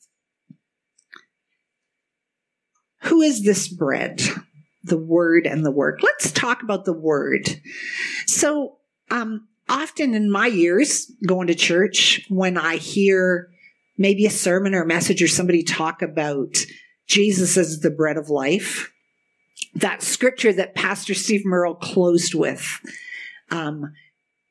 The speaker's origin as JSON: {"language": "English", "town": "Kitchener", "region": "Ontario", "country": "Canada", "tie": "born or raised there", "said": "I grew up in the Kitchener-Waterloo area with all our German roots"}